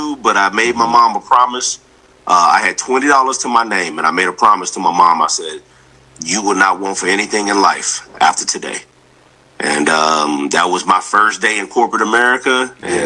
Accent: the South, United States; I'm from the South

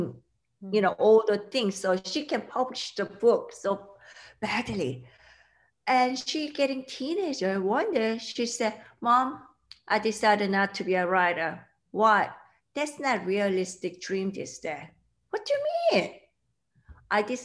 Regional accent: South Korea; English is a second language; moved away; I grew up in South Korea

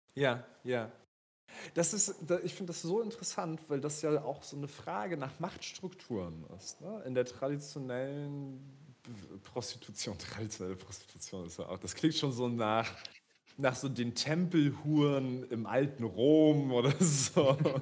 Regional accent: Rostock, Mecklenburg-Vorpommern, Germany; ich als Rostocker

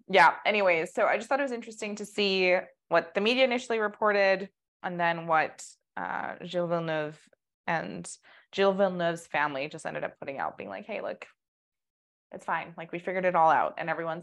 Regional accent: Canada; us being Canadian

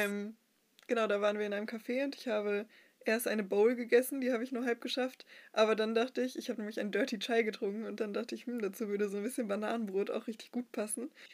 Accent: Dortmund, North Rhine-Westphalia, Germany; in meiner Heimatgemeinde in Dortmund, als ich selber noch Teenkreis-Teilnehmerin war

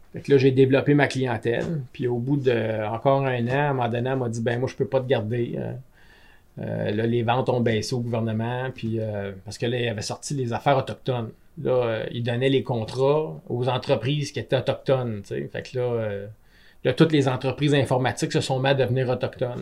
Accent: Gatineau, Quebec, Canada; also born or lived in Germany; j'étais un Gatinois comme vous autres, mais moi, je suis allé un an en Allemagne

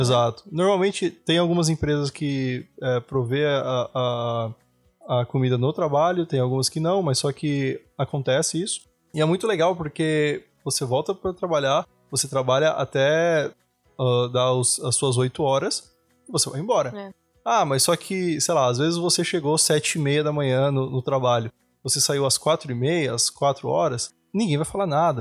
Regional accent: Brazil; moved away as an adult; also born or lived in Fernandópolis, São Paulo / São Paulo; now in Europe; eu sou do Brasil

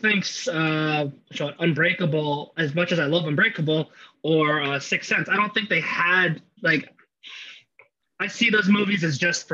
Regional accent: United States; me being an American

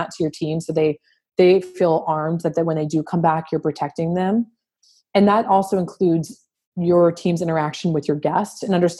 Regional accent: New Orleans, Louisiana, United States; I'm from born and raised in New Orleans

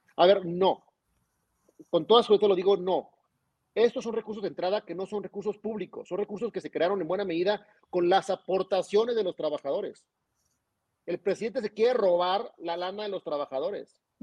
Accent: Zacatecas, Mexico; nuestra capital Zacatecana

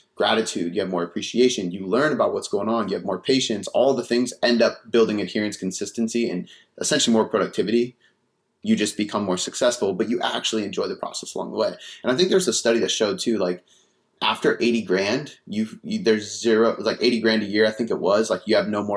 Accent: Seattle, Washington, United States; also born or lived in Bonney Lake, Washington; I grew up south of the city, and then I moved up to the city in high school

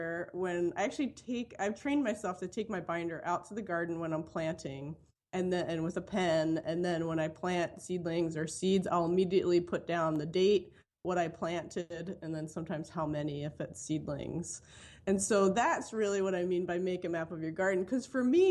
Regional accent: Philadelphia, Pennsylvania, United States; now in Madison, United States; I grew up actually in Philadelphia in a row home in a really urban area

